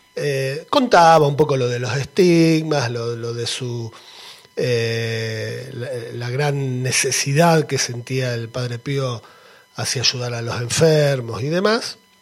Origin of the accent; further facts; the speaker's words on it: Argentina; moved away; soy argentino